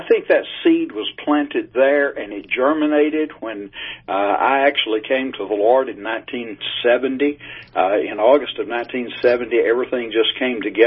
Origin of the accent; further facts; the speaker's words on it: East Tennessee, United States; now in Texas, United States; I grew up in East Tennessee